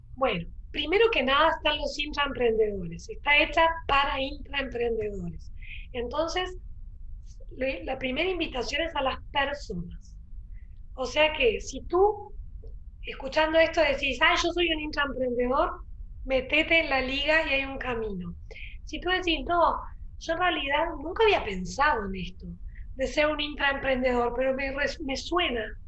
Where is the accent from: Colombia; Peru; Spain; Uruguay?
Uruguay; also born or lived in Rio de Janeiro, Brazil / Berkeley, California, United States / San Francisco, California, United States; now in Punta del Este, Uruguay; Yo de hecho soy uruguaya, pero viví 20 años afuera